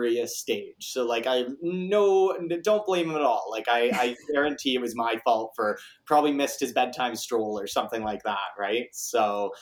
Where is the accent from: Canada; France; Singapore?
Canada; Kitchener, Ontario; I am 24 years old, Kitchener born and raised. So I went to KCI and I've been living in Kitchener my whole life